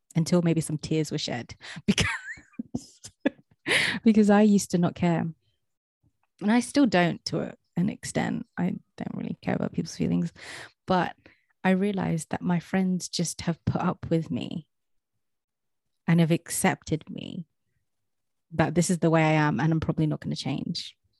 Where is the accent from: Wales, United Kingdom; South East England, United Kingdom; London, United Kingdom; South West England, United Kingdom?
London, United Kingdom; moved away as an adult; I am from Southeast London